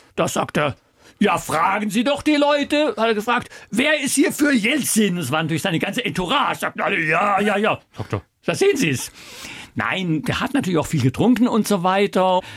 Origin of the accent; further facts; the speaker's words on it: Germany; also born or lived in China / Rio de Janeiro, Brazil / New York, United States / Russia; wir als Deutsche